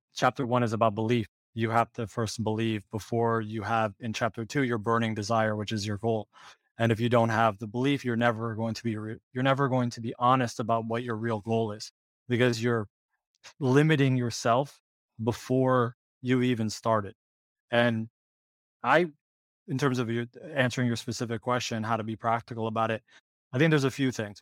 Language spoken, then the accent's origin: English; Ohio, United States; moved away as an adult; also born or lived in Michigan / Portland, Oregon / San Francisco; I grew up in Ohio originally